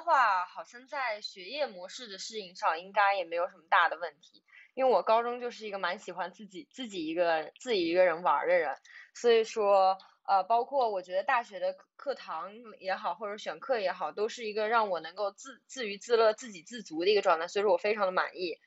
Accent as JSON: {"language": "Chinese", "region": "a small town in Zhejiang", "country": "China", "moved": "as an adult", "lives_now": "Shanghai, China", "said": "我来自浙江的一个小镇"}